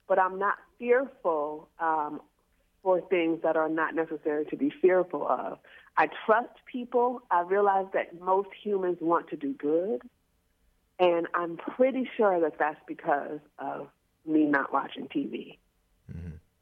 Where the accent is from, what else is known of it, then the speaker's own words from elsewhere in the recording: New Orleans, Louisiana, United States; we're from New Orleans